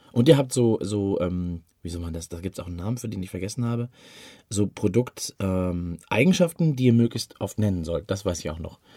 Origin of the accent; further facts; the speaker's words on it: Dortmund, North Rhine-Westphalia, Germany; Ich bin aus Dortmund